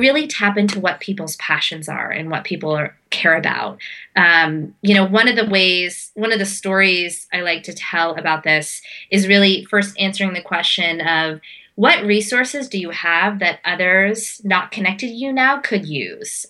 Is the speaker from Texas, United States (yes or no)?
no; Pittsburgh, Pennsylvania, United States; I was born in Pittsburgh, Pennsylvania. So my life um, um, was sort of surrounded by uh, suburban Pennsylvania and summers in India